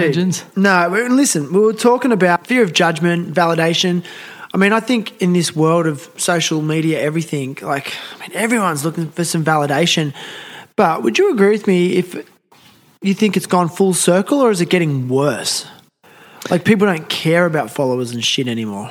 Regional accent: Nowra, New South Wales, Australia; I'm from Nowra. I was born there.

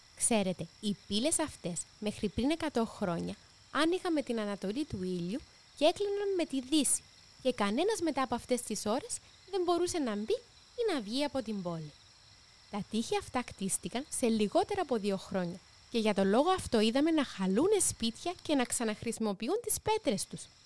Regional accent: Nicosia, Cyprus; κατάγομαι από τη Λευκοσία

